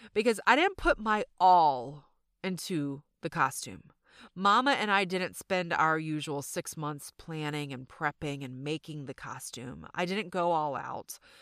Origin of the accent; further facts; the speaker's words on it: the South, United States; accent: Southern; my Southern accent just really came out